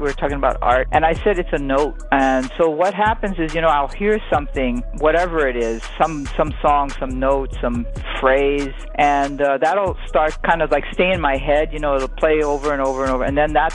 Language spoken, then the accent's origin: English; Hawaii, United States; moved away as an adult; now in New York, United States; I'm from Hawaii